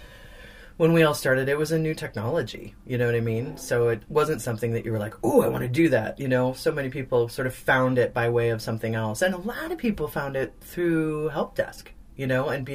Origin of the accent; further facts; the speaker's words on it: Indiana and Illinois, Midwest, United States; Fellow Midwesterner over here as well, from Indiana and Illinois